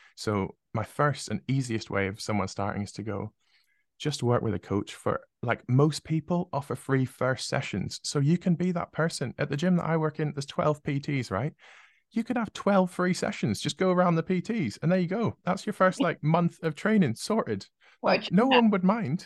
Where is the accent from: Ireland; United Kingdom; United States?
United Kingdom; being British